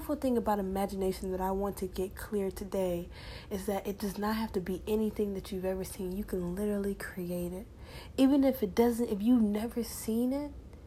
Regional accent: Decatur, Georgia, United States; from where I'm from Decatur, Georgia.

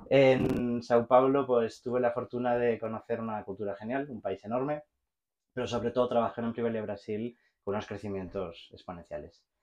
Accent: Barcelona, Catalonia, Spain; moved away; also born or lived in Mexico; por mi acento se debe de notar, soy eh, soy de Barcelona

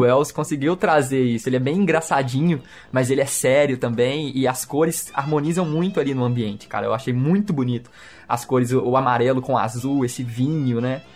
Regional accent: Belo Horizonte, Minas Gerais, Brazil; Nós somos né, mineiros, somos de Belo Horizonte.

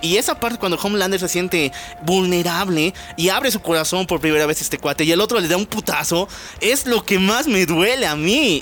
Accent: La Paz, Bolivia; nuestra querida ciudad, La Paz, Bolivia. Ya saben, somos bolivianos

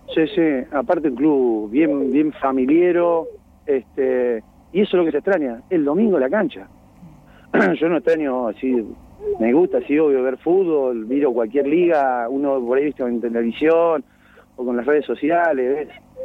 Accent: Villalonga, Buenos Aires Province, Argentina; also born or lived in La Plata; yo soy, nací acá en Villalonga

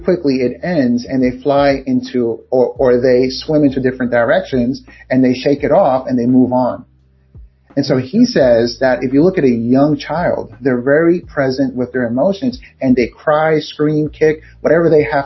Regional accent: New York City, New York, United States; I'm from Queens, Far Rockaway, Queens in New York

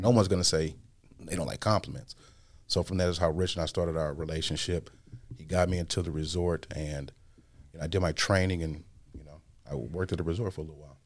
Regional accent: Midwest, United States; I'm from the Midwest

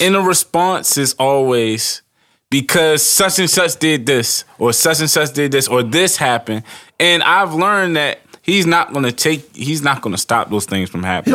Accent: Baltimore, Maryland, United States; I grew up in Baltimore City

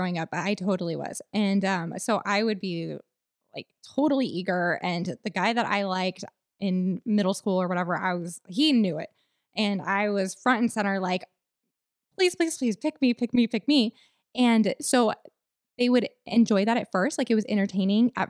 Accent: Texas, United States; I'm a Texan girl

